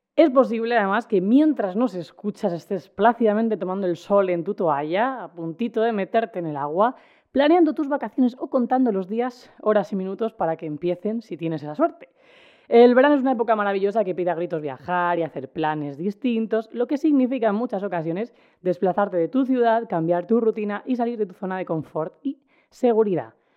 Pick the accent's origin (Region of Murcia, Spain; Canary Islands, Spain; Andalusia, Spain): Region of Murcia, Spain; Cartagena; yo como persona que soy de Cartagena y he pasado muchos veranos en los Alcázares